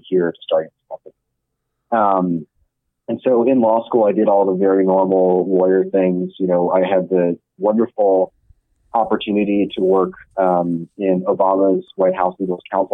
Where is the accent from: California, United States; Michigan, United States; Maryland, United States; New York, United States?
California, United States; Silicon Valley; I grew up in Silicon Valley